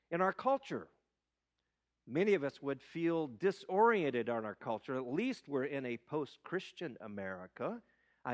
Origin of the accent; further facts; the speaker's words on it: Knoxville, Tennessee, United States; now in Long Beach, United States; I come from Knoxville, Tennessee